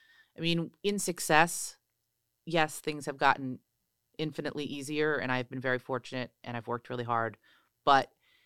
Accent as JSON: {"language": "English", "town": "New York City", "region": "New York", "country": "United States", "said": "They wanted nothing to do with this LA person, which suddenly I was like, I'm a New Yorker."}